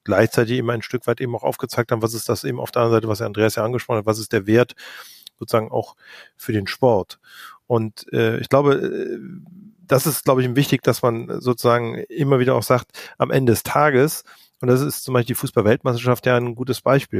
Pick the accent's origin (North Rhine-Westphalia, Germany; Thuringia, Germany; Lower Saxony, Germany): North Rhine-Westphalia, Germany; Cologne; ich bin selber Kölner